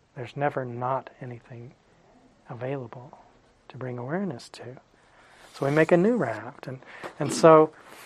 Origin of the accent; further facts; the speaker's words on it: Phoenix, Arizona, United States; When I was a kid, I grew up in Phoenix